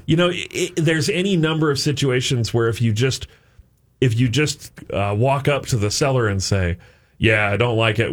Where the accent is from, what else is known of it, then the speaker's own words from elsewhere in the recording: Saint Paul, Minnesota, United States; I grew up on Marshall Avenue in Saint Paul